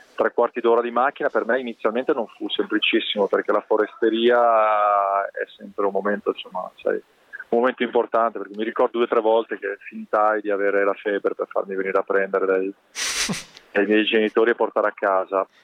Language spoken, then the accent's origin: Italian; Castelfranco Veneto, Veneto, Italy; la Picastel Franco, la società del, del video del mio paese dove sono nato